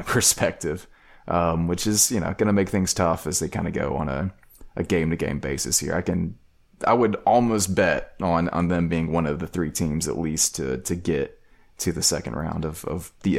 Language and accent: English; Georgia, United States; I'm from South Georgia, so don't blame me.